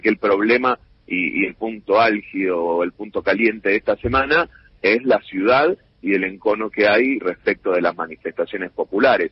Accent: Buenos Aires, Argentina; Yo voy a la cancha de defensores, me encuentro con mis compañeros del jardín infante, de la primaria, del barrio

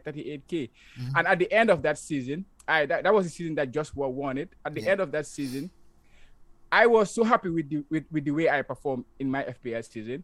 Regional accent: Gambia; moved away as an adult; now in Japan; I'm from the Gambia, now currently living in Japan. I came to Japan like 5 years ago

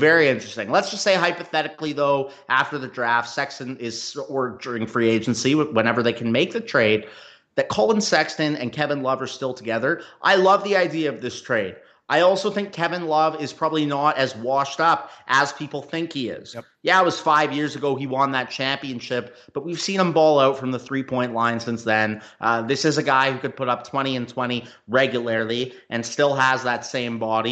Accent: Canada; moved away; I'm from Canada originally as well

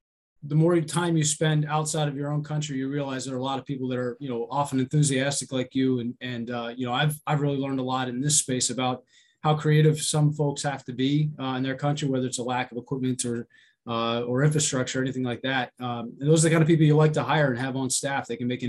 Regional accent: Pennsylvania, United States; also born or lived in California / Georgia / Ohio; California, Georgia, Ohio. I was born outside of Cleveland and a lot of Pennsylvania, though, growing up.

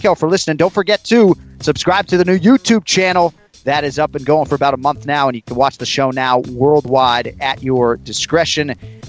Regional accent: Boston, Massachusetts, United States; born or raised there

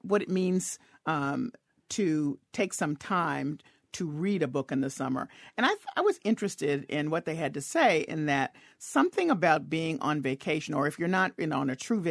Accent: the South, United States; moved away; I grew up in the South where we have a lot more sun and warm weather

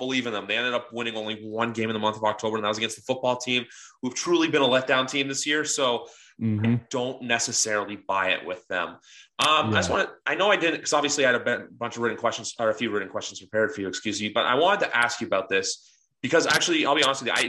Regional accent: Canada; I'm actually Canadian. I don't live in the States.

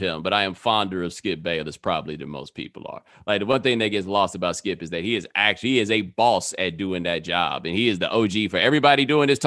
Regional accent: Houston, Texas, United States; moved away as an adult; also born or lived in Atlanta; I grew up in Houston

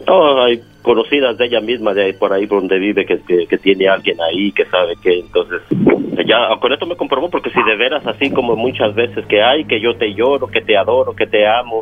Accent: Mexico; yo soy de México

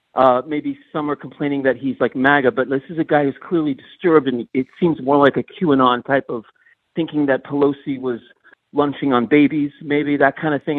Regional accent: Northeast, United States; I'm a liberal from the Northeast

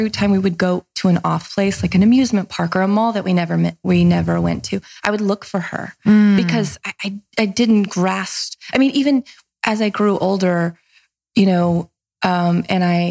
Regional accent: Nashville, Tennessee, United States; accent: Southern; also born or lived in Mississippi; I'm from a small, small, tiny town in Mississippi. I grew up in Nashville. Mm-hmm. We moved there when I was a kid

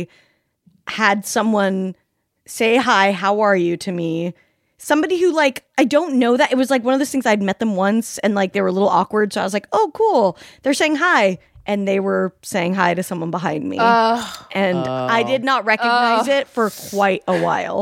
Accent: Salt Lake City, Utah, United States; I grew up in Salt Lake City

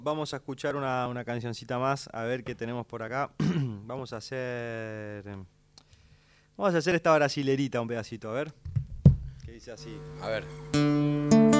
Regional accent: Santo Tomé, Argentina; el paisaje de mi pueblo, ¿no? Cuando vamos al barrio estación de, Santo Tomé

